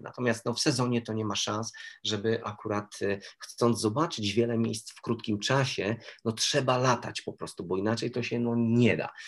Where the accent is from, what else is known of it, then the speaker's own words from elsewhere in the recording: Toruń, Kuyavian-Pomeranian Voivodeship, Poland; ja jestem z Torunia i będąc jako młody chłopak